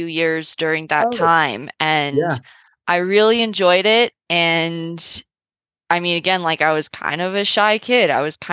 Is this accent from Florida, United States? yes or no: no; San Carlos, California, United States; moved away as an adult; now in Yellowstone National Park, United States; I grew up in San Carlos. It's a small city in the Bay Area